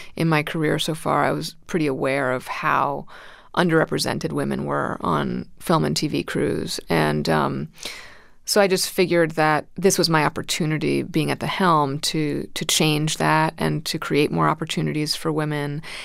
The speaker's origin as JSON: {"language": "English", "town": "New York City", "region": "New York", "country": "United States", "tie": "born or raised there", "also_born_or_lived": "Manhattan, New York", "said": "I moved to Brooklyn when I was two with, with my parents"}